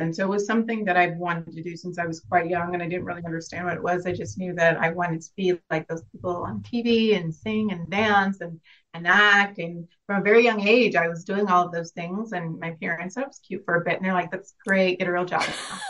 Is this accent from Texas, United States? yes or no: yes; Dallas, Texas, United States; now in Madrid, Spain; I come from Dallas, Texas, born and raised, but I'm a military brat, so I've been a little bit of everywhere. Currently in Madrid, Spain